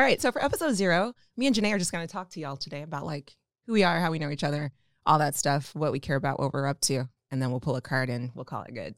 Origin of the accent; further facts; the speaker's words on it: Omaha, Nebraska, United States; also born or lived in Atlanta; I'm also from Omaha, uh, born and raised.